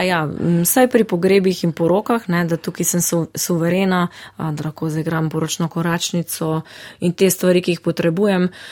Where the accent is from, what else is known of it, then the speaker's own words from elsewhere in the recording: Žalec, Savinjska, Slovenia; v mojem domačem kraju, to je Žalec